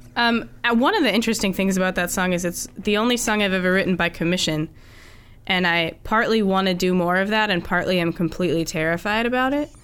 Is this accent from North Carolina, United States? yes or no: no; Pennsylvania, United States; moved away as an adult; also born or lived in Boston area; now in Boston, United States; I'm from Pennsylvania